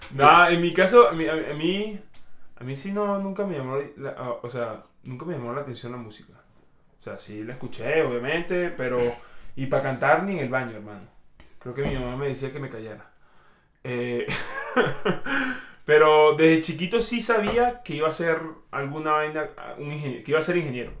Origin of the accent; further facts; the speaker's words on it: Venezuela; soy venezolano rajado